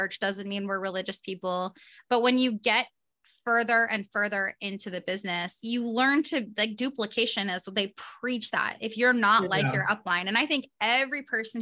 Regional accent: Portland, Oregon, United States; now in Arizona, United States; I'm from Portland, which is a very left leaning city. That's where I'm, you know, born and raised

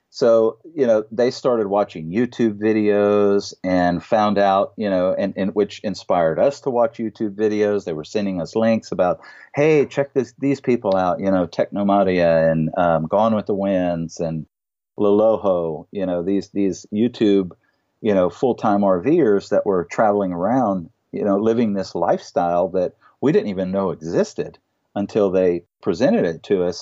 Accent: Louisiana, United States; We're from Louisiana

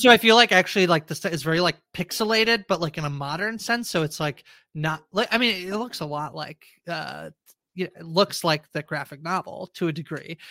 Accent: small town outside of Toronto, Ontario, Canada; moved away as an adult; now in Toronto, Canada; I grew up in a very small town outside of Toronto about two-ish hours

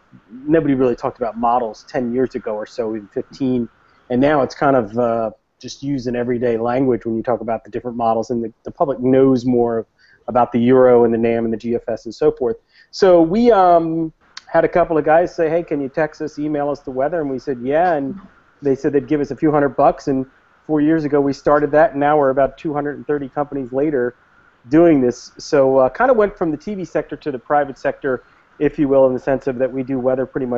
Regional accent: Philadelphia area, New Jersey, United States; also born or lived in Brooklyn, New York; now in New York, United States; even though I was born in Brooklyn, I spent most of my life growing up in the Philadelphia area, over in South Jersey.

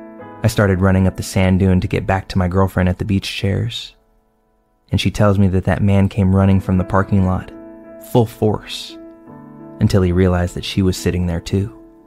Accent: Tampa, Florida, United States; I'm from the Tampa, St. Petersburg area of Florida

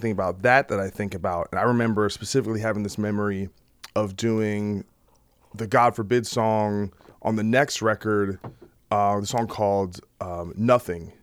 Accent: New Brunswick, New Jersey, United States; I, I really came from New Brunswick

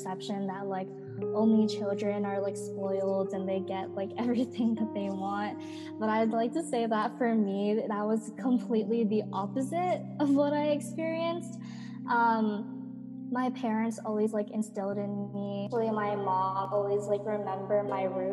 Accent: Mililani, Hawaii, United States; moved away as an adult; also born or lived in Waipahu, Hawaii; now in Boston, United States; I was born and raised on Oahu, Hawaii, specifically Mililani, but I mostly went to school in Waipahu

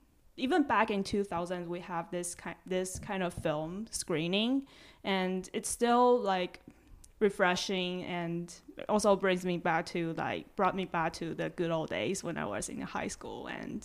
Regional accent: Taipei, Taiwan; they have such a like a nostalgic street view in Taipei City, and I grew up in Taipei.

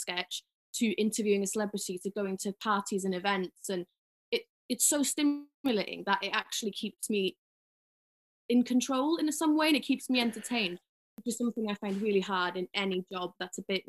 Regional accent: Ffestiniog, Wales, United Kingdom; now in London, United Kingdom; I'm from Ffestiniog in North Wales. Unfortunately, but now I live in London.

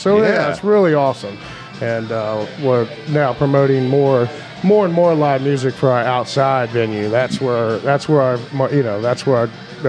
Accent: Northern Virginia, United States; now in Morgan County, West Virginia, United States; So we're from Northern Virginia.

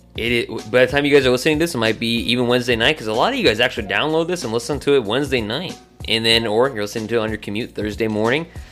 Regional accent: Purcell, Oklahoma, United States; I grew, was growing up in Purcell, Go Dragons

